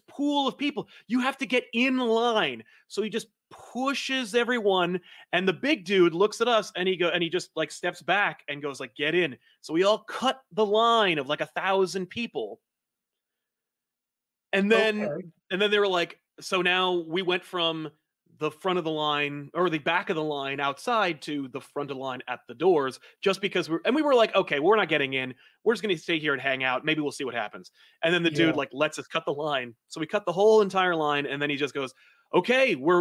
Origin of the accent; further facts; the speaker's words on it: New Jersey, United States; I'm from Jersey.